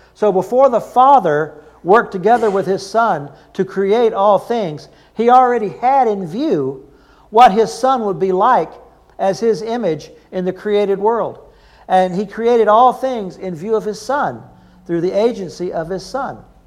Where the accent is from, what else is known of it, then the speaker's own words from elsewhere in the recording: the South, United States; I'm from the South